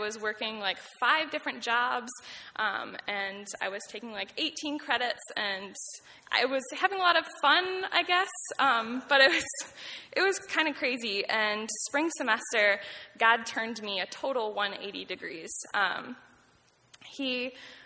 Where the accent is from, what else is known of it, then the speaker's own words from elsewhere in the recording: Nunda, New York, United States; I grew up close by on Nunday, New York, about 30 minutes away